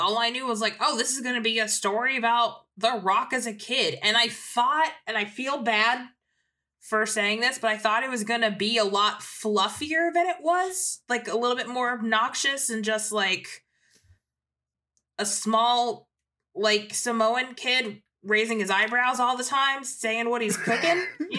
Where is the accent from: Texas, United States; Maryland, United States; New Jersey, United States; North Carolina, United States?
North Carolina, United States; Fort Bragg; I grew up in North Carolina at Fort Bragg, North Carolina.